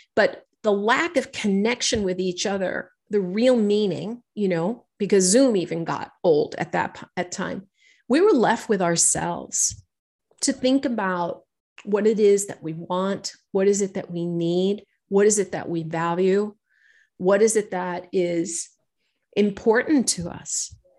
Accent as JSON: {"language": "English", "town": "New York City", "region": "New York", "country": "United States", "tie": "born or raised there", "said": "I'm a girl from New York City. I've, I grew up here"}